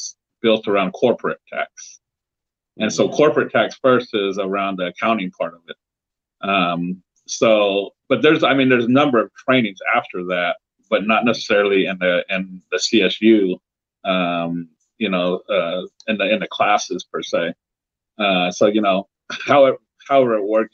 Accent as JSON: {"language": "English", "region": "Central California", "country": "United States", "said": "I'm from Central California."}